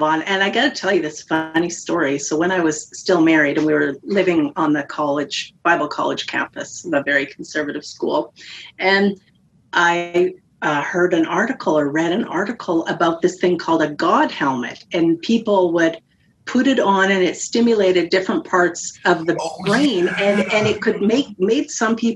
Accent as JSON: {"language": "English", "country": "Canada", "said": "I'm Canadian"}